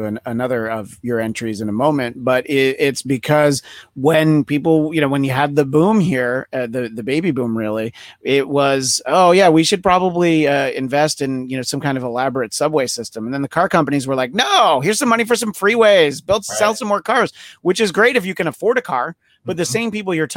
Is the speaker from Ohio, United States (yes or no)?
no; New York, United States; moved away as an adult; now in Los Angeles, United States; So growing up in New York, I grew up like 45 miles northwest of Manhattan, right where the suburbs start to get rural.